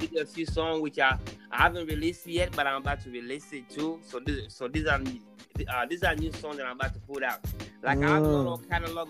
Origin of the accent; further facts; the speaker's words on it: Dar es Salaam, Tanzania; also born or lived in Wichita, Kansas / Denver, Colorado; now in Los Angeles, United States; I'm from Dar es Salaam, man.